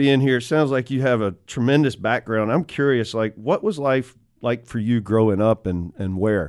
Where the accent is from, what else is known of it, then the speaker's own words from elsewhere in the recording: Elizabeth City, North Carolina, United States; moved away as an adult; now in Charlotte, United States; I grew up in Elizabeth City, small town right south of Virginia Beach.